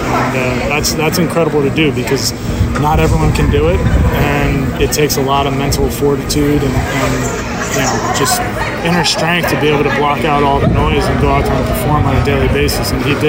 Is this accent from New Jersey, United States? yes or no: yes; New Jersey, United States; And where I grew up in New Jersey, there's an indoor facility almost in every town.